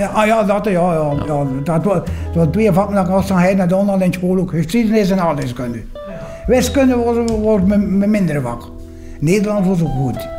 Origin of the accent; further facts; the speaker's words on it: Poperinge, Flanders, Belgium; Ik ben geboren in Poperingen